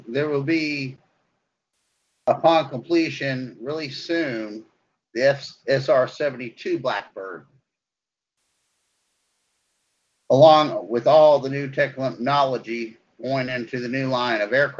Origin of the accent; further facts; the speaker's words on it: United States; I'm an American patriot